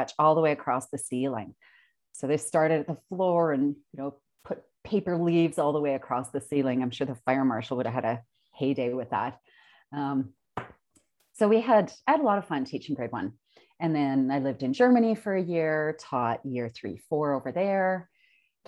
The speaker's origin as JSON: {"language": "English", "town": "Consort", "region": "Alberta", "country": "Canada", "tie": "born or raised there", "said": "I grew up in Concert, Alberta"}